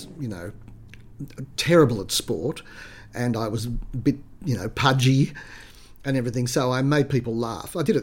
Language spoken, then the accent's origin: English; Sydney, New South Wales, Australia; I was born in Sydney. I grew up on the Lower North Shore, in Clontarf and Balgowlah.